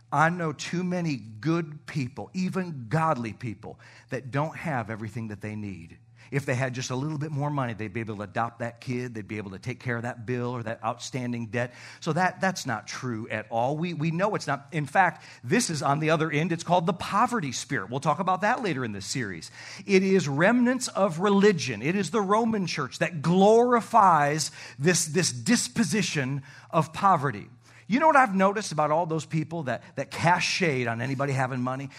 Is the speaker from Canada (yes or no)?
yes; Canada; moved away; I am from the Great White North